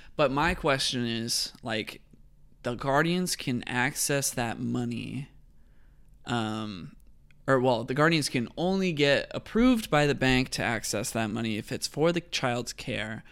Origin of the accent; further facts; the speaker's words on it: California, United States; I'm from California